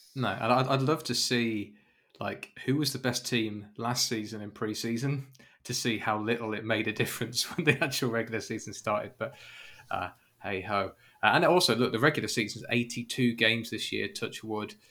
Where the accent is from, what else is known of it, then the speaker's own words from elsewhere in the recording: United Kingdom; I'm British